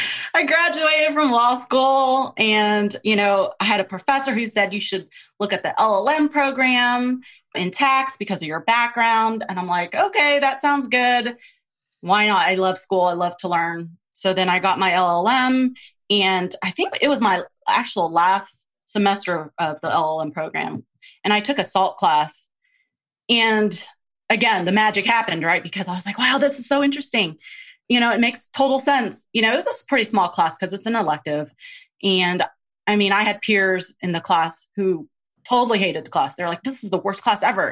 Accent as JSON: {"language": "English", "region": "Texas", "country": "United States", "tie": "born or raised there", "also_born_or_lived": "Philippines", "said": "I grew up in Texas, well, born in the Philippines."}